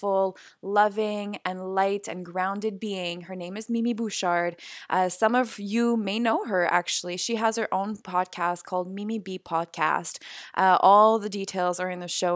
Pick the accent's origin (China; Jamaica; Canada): Canada; Montreal, Quebec; I'm from Montreal, but I'm in LA right now